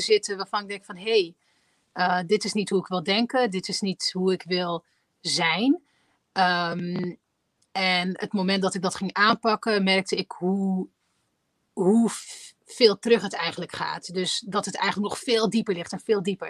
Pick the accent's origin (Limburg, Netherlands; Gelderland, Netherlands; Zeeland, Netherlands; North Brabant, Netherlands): North Brabant, Netherlands; 's-Hertogenbosch; ik ben eh, in Nederland geboren, ik ben in Den Bosch geboren